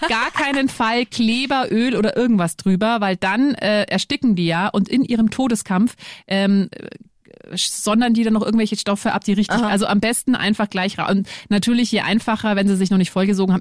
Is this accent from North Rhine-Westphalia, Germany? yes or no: no; Lower Bavaria, Germany; Du, ich bin ja auch in Niederbayern aufgewachsen